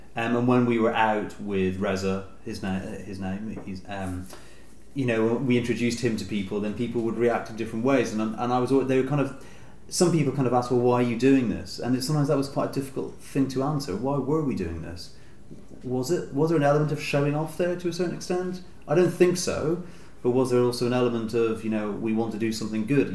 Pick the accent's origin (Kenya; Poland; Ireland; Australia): Ireland; Dublin, Leinster; growing up in Dublin, in Ireland